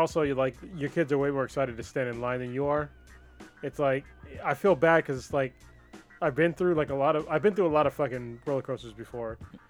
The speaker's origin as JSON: {"language": "English", "town": "Newark", "region": "California", "country": "United States", "tie": "born or raised there", "said": "when I was growing up in Newark. It was less than 20,000 people."}